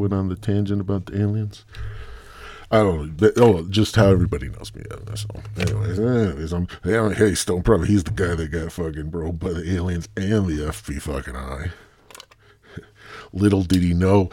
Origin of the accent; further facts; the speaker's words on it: Midwest, United States; I'm from the Midwest